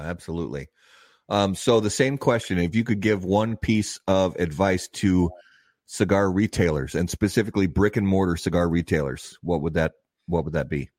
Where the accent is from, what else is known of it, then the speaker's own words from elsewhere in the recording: Indiana, United States; I grew up in Indiana